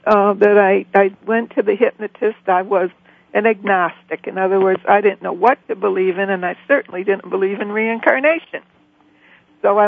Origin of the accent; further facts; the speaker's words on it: Michigan, United States; moved away; we moved back to Michigan, which is my home state